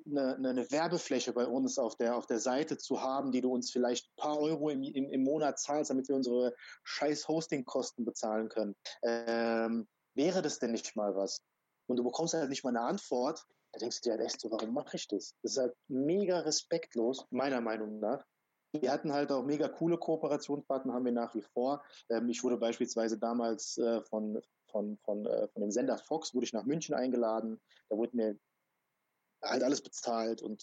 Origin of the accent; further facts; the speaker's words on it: Croatia; born there; weil ich komme gebürtig aus Kroatien.